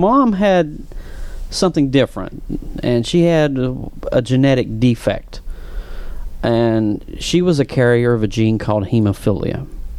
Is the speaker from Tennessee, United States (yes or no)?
yes; Tennessee, United States; accent: Appalachian; I'm not from Orlando, and I'm not from a metro area. I have an extremely thick, I want to say the term Appalachian accent.